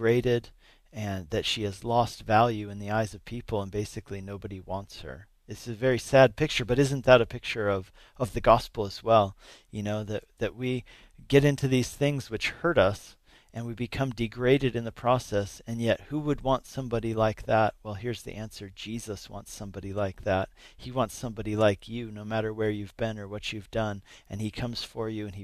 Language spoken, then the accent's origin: English; Denver, Colorado, United States; also born or lived in Napa, California / Arvada, Colorado; I grew up in the Denver area.